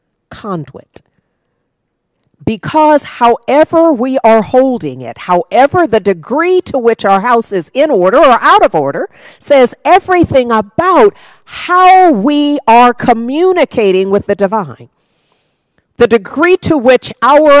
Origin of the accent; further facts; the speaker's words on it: United States; this is where I live, and I am an American